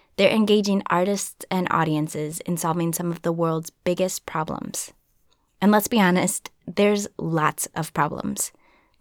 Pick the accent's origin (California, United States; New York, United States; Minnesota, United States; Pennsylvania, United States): Minnesota, United States; being from Minnesota